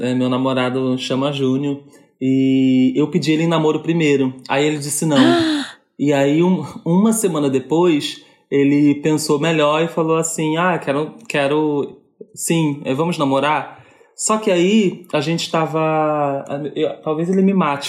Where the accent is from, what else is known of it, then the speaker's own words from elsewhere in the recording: Rio de Janeiro, Brazil; sou carioca